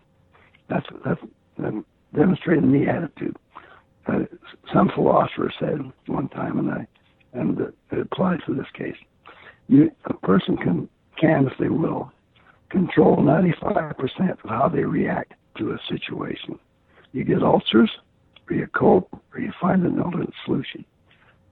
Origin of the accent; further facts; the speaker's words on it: Garland, Utah, United States; I was from Garland, Utah